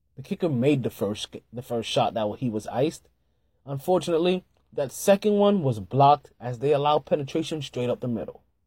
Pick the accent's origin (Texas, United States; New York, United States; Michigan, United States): New York, United States; I'm a New Yorker, true and true, true and true